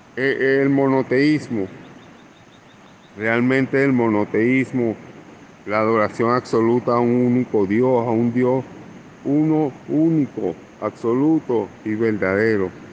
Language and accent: Spanish; Venezuela; now in Colombia; soy venezolano, actualmente vivo y trabajo en, Colombia.